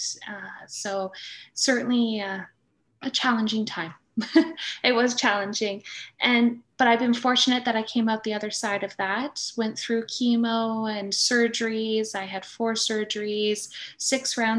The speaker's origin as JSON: {"language": "English", "area": "East Coast", "region": "Atlantic Canada", "country": "Canada", "moved": "as an adult", "lives_now": "Nova Scotia, Canada", "said": "We're both from the East Coast."}